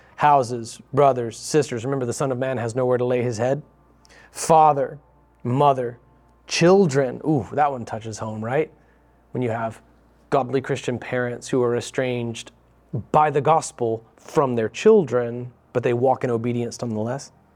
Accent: United States

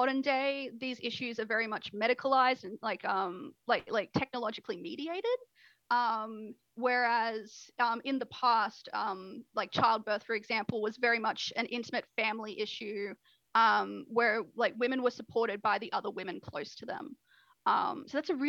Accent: Australia; I'm an Australian

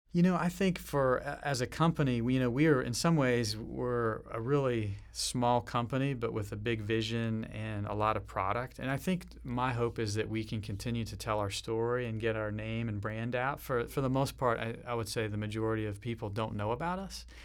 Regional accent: Nashville, Tennessee, United States; moved away as an adult; also born or lived in western United States; where I came from growing up in Nashville, Tennessee, kind of the southern way

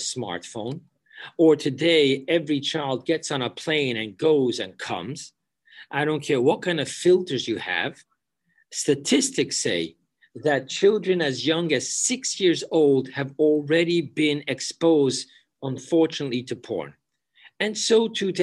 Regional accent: New York City, New York, United States; I grew up in Borough Park

